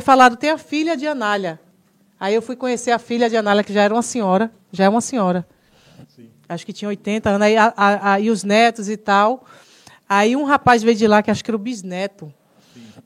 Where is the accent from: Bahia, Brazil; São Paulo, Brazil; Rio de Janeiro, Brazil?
Bahia, Brazil; Salvador; Eu sou da Liberdade, linha 8